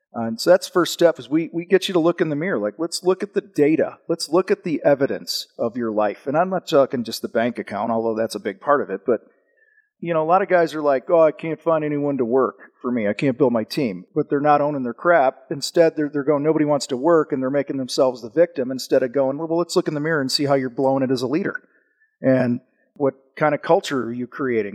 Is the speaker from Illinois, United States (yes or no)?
yes; Wheaton, Illinois, United States; I grew up outside of Chicago, a town called Wheaton